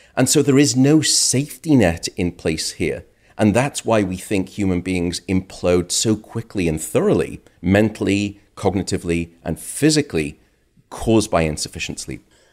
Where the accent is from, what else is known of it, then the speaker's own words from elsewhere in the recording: United Kingdom; now in United States; My home country, uh, the U K